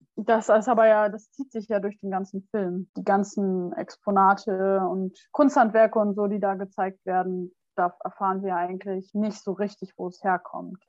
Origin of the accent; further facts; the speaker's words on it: Germany; da, wo ich herkomme, ist ja nicht so weit weg von Bremen